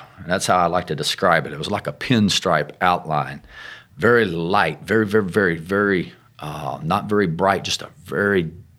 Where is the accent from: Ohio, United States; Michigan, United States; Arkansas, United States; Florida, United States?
Arkansas, United States; Well, I come from Arkansas, which you can tell, but my family has a lot of Pentecostal roots. As a child, very young, my dad was a apostolic minister, pastor, matter of fact, in a small work down in Lake Village, Arkansas.